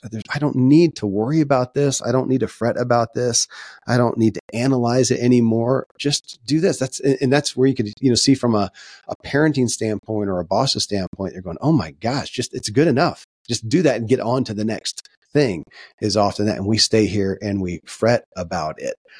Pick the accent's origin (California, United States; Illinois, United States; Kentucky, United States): Kentucky, United States; born or raised there